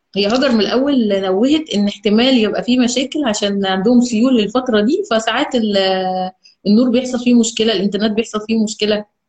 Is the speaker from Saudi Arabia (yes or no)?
no; Egypt; احنا عندنا في مصر هنا